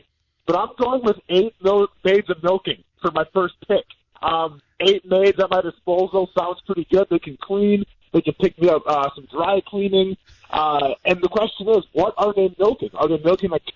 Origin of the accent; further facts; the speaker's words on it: Iola, Wisconsin, United States; moved away; where I grew up or whatever in Iola